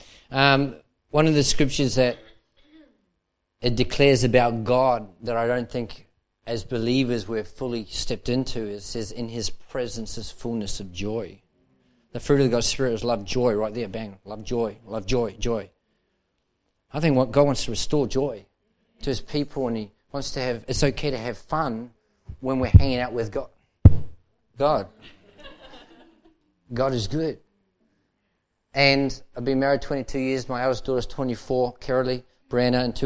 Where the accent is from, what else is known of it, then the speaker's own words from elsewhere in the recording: Manukau, Auckland, New Zealand; moved away as an adult; now in Melbourne, Australia; I was involved in the church life there in Manukau. And then at 19 and a half, we moved as a family to Melbourne, Australia